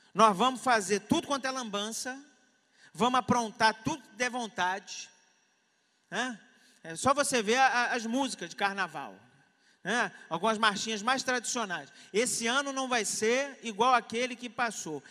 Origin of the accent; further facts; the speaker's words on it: Brazil; Nós somos brasileiros